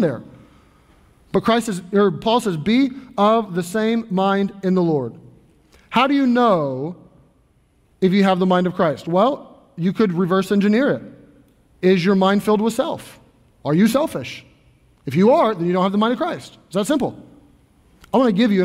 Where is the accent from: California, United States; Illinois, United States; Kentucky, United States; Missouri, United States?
Kentucky, United States; Louisville; I grew up in Louisville, Kentucky